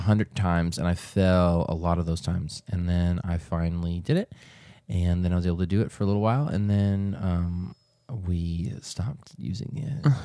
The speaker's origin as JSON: {"language": "English", "region": "New England", "country": "United States", "tie": "born or raised there", "moved": "yes", "lives_now": "Texas, United States", "said": "I grew up in New England"}